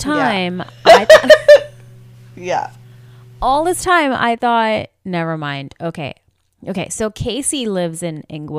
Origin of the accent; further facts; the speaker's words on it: India; as an Indian